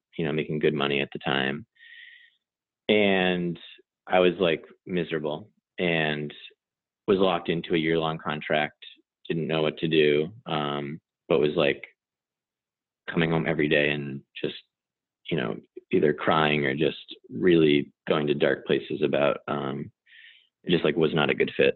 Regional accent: New York, United States; I'm from New York, and the community I grew up in was my parents are a little hippie leaning

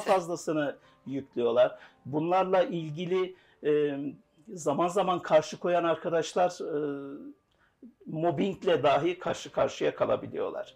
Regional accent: Rize Province, Turkey; Rize doğumluyum.

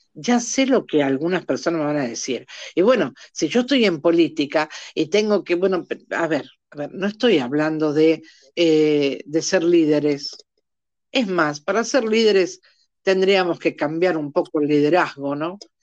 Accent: Argentina; en mi país, Argentina, para el, para, para el que no se dio cuenta que soy argentina

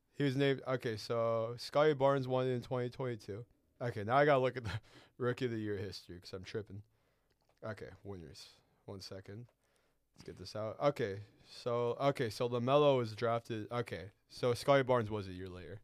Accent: Chicago, Illinois, United States; moved away; I used to live in that type of weather. I'm from Chicago

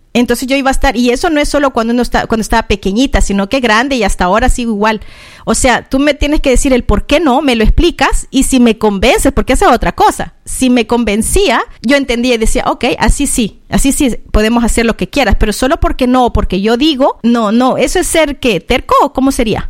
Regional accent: San Salvador, El Salvador; now in Australia; yo nací en en la ciudad de San Salvador, en El Salvador, en Centroamérica

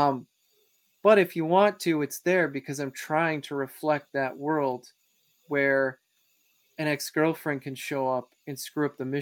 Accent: Wisconsin, United States; I'm from Wisconsin

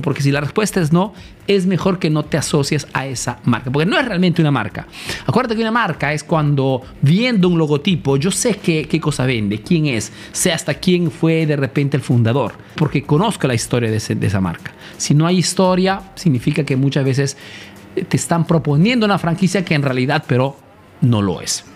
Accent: Peru; moved away as an adult; now in Italy; soy un emprendedor peruano

